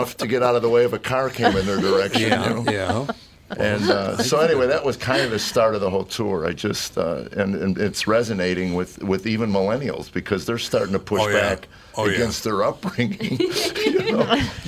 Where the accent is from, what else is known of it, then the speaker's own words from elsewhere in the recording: Chicago, Illinois, United States; now in Nashville, United States; I grew up in Chicago